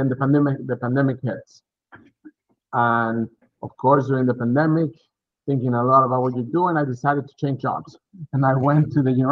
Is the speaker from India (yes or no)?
no; Mexico; moved away as an adult; also born or lived in Texas, United States; now in Massachusetts, United States; originally from Mexico, I grew up in Mexico, started my bachelor's degree there, finished my bachelor's degree in economics at Monterey Tech, Mexico